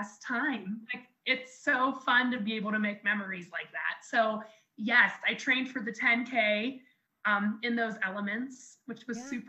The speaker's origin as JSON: {"language": "English", "town": "Jefferson", "country": "United States", "tie": "born or raised there", "said": "my hometown here in Jefferson, like where I grew up"}